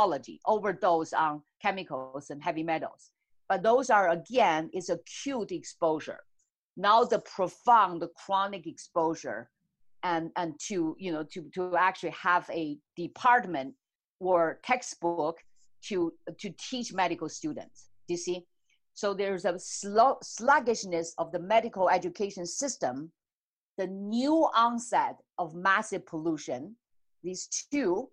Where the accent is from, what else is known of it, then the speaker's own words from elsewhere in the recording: China; moved away; I grew up in China